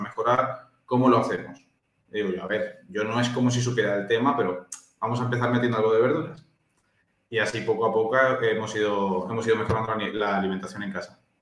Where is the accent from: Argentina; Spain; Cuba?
Spain; Valencia, Valencian Community; also born or lived in Temuco, Chile; aunque yo ya he nacido en Chile, yo soy de la terreta, porque llevo desde los cinco años en Valencia y prácticamente soy valenciano.